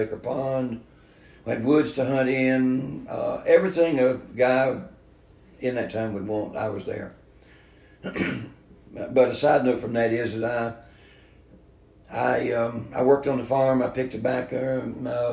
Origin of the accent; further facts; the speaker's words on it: Valdosta, Georgia, United States; also born or lived in Echols County, Georgia; I was born in a Little Griffin Hospital in Valdosta, Georgia